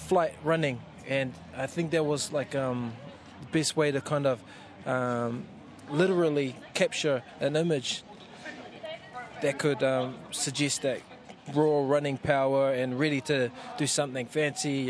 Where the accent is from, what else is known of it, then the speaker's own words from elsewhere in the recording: Auckland, New Zealand; also born or lived in Taipa, Northland; I was born in Auckland and brought up there, as well as in Taipa, far north.